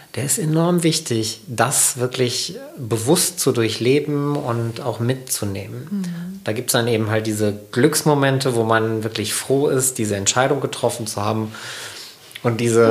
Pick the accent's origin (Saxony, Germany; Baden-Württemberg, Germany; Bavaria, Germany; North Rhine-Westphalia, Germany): North Rhine-Westphalia, Germany; Sauerland; wenn ich nicht im Sauerland aufgewachsen wäre